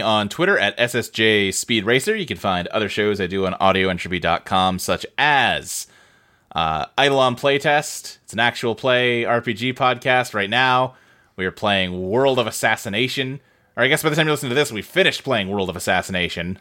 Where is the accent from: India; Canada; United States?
United States; Louisville, Kentucky; I lived, like, in a suburb of Louisville, Kentucky growing up